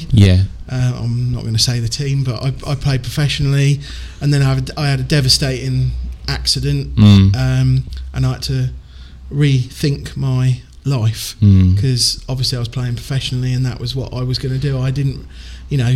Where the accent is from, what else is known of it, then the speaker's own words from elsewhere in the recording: Shepshed, East Midlands, United Kingdom; moved away as an adult; also born or lived in Leicester / Leeds; now in Cotton, United Kingdom; I lived in a little village called Shepshed